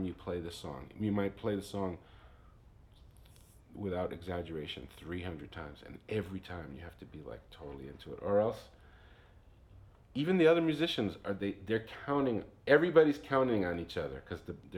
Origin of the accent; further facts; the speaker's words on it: New York City, New York, United States; growing up in New York helps you have a network of diversity, you know. So I grew up with a bunch of different musicians